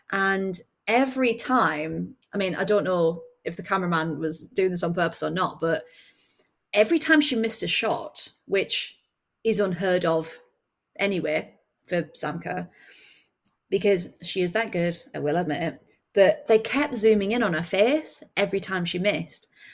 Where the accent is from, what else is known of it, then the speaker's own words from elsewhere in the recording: near Sunderland, North East England, United Kingdom; I grew up near Sunderland